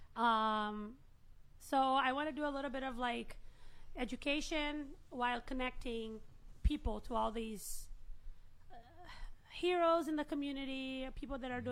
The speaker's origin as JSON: {"language": "English", "country": "Brazil", "moved": "yes", "lives_now": "United States", "said": "I'm from Brazil"}